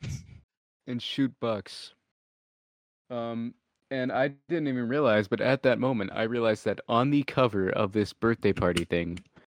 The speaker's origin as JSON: {"language": "English", "region": "Kentucky", "country": "United States", "tie": "born there", "also_born_or_lived": "Arkansas", "said": "I was born in Kentucky."}